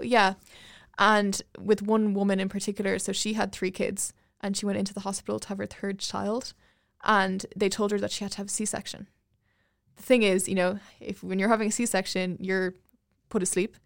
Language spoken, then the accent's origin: English; Ireland; I grew up in Ireland